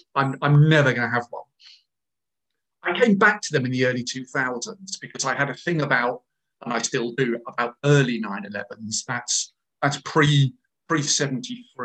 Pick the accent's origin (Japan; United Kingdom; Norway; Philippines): United Kingdom; London; now in Jersey; I come from London originally, but I've lived in Jersey for a long time.